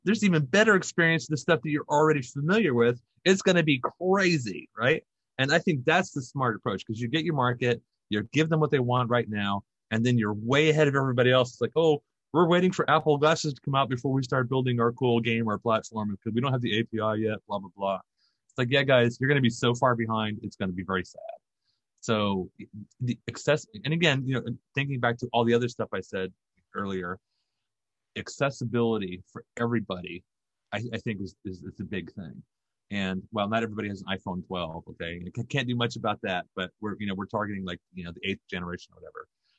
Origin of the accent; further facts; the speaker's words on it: Germany; we did like 4 tours over in Germany. So I grew up over in Germany. I went to high school and like 3 high schools in all over Europe.